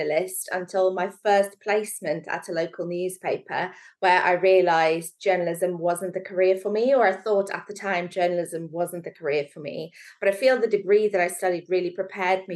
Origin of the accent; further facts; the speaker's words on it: South Africa; moved away as an adult; also born or lived in Manchester / London; now in Stockport, United Kingdom; I grew up in beautiful South Africa, right near the beach.